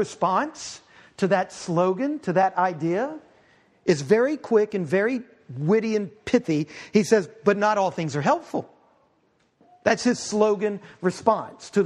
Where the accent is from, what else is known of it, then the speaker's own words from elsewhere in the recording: New Orleans, Louisiana, United States; I was born in New Orleans